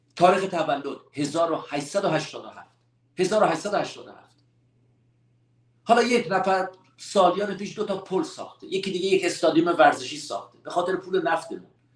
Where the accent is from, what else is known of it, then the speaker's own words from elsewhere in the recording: Iran; همه ما ایرانی هستیم